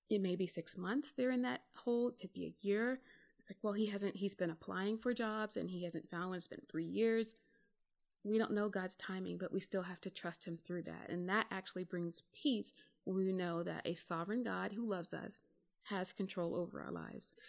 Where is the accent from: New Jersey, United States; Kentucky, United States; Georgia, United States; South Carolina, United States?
South Carolina, United States; moved away as an adult; also born or lived in California; where I grew up in South Carolina